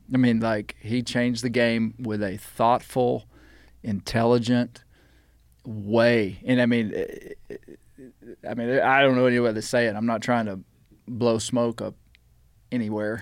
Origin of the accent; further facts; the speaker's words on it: Mena, Arkansas, United States; I was raised in the Washita Mountains. I now live in the Ozark Mountains